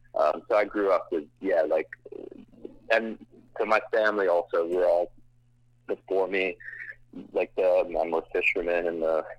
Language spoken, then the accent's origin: English; Scotland, United Kingdom; also born or lived in United States / Middle East; I'm actually not from the tri-state area. I'm from Scotland originally, and I moved around the United States and the Middle East.